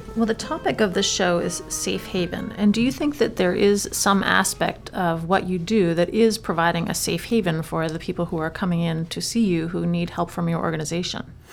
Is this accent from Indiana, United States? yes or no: no; Maine, United States; as somebody who's lived in Maine all of my life